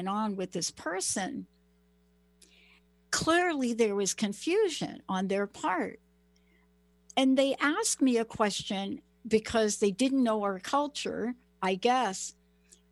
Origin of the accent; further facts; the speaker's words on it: United States; now in Seattle, United States; I'm from New York and New Jersey. I'm from the East Coast.